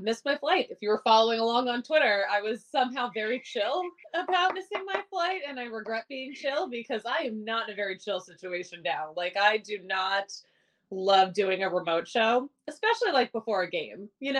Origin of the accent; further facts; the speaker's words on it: Philadelphia, Pennsylvania, United States; now in Denver, United States; I'm from Philly. I'm an Eagles fan